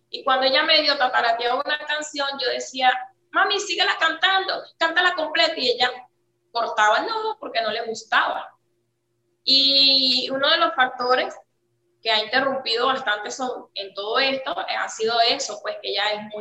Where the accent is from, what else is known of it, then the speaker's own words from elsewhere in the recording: Charallave, Miranda, Venezuela; now in Dominican Republic; Ok, nosotras somos de Miranda, específicamente de Charayave, los valles del Tubo. Ah, eh, tenemos tres años aquí en Dominicana y llegamos sola, la niña y yo.